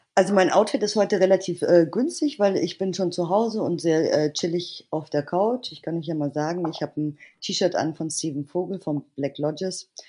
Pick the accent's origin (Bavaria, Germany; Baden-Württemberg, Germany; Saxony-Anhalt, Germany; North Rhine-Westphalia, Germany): Bavaria, Germany; ich bin in Bayern aufgewachsen